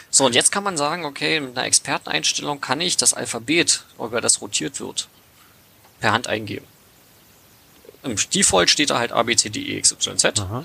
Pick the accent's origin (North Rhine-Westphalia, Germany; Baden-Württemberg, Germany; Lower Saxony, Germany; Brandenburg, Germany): Brandenburg, Germany; Cottbus; now in Berlin, Germany; Also äh, ich komme aus der Niederlausitz, ich komme aus Cottbus ursprünglich.